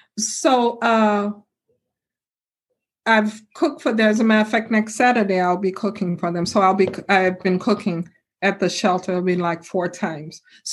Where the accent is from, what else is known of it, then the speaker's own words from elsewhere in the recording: Chicago, Illinois, United States; Because I grew up in Chicago, so I've been to 5-star restaurants.